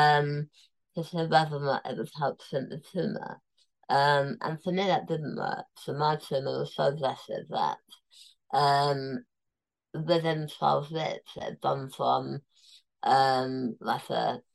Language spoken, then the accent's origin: English; London, United Kingdom; I was born in Tooting. So I was born in that hospital 39 years before